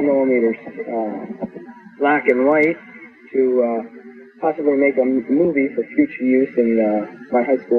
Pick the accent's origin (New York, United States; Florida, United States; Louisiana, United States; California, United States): New York, United States; Pleasantville; Pleasantville, New York.